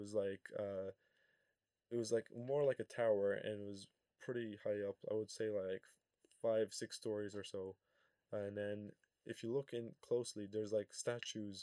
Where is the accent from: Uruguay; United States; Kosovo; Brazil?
Kosovo; I come from Kosovo, so the heat is usually around 30 degrees